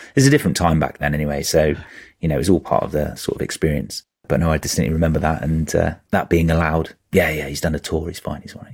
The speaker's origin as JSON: {"language": "English", "town": "Norwich", "region": "East of England", "country": "United Kingdom", "tie": "born or raised there", "moved": "as an adult", "said": "I grew up in Norwich."}